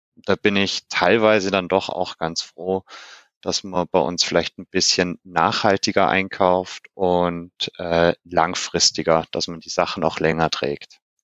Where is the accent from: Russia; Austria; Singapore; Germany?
Germany; bei uns in Deutschland